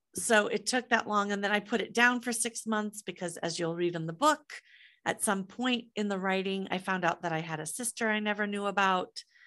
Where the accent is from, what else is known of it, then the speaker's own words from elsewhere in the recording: Des Moines, Iowa, United States; moved away; I grew up in Des Moines, Iowa.